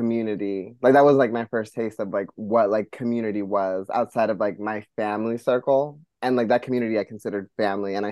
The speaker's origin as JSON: {"language": "English", "town": "Las Vegas", "region": "Nevada", "country": "United States", "tie": "born or raised there", "first_language": "Spanish", "second_language": "English", "moved": "yes", "lives_now": "New York City, United States", "said": "growing up in Vegas, it wasn't very much, like, Americanized until I got into, like, elementary school"}